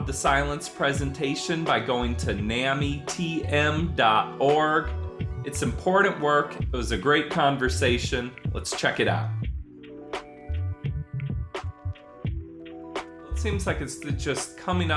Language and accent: English; South Bend, Indiana, United States; I grew up in South Bend, Indiana